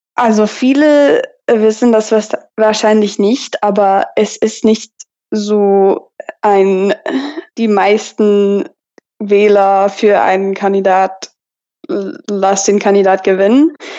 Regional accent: Texas, United States; German is a second language; also born or lived in Tübingen, Germany; ich komme aus Texas und ich wohne gerade in College Station, Texas.

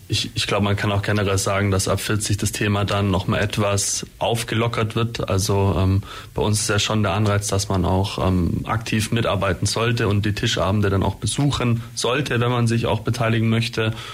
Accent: Holzheim, Germany; in meinem Heimatdorf beispielsweise Holzheim

